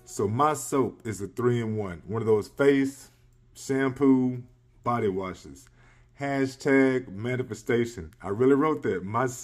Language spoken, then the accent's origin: English; Earl, Arkansas, United States; I am grateful that my hometown of Earl, Arkansas has voted in the youngest mayor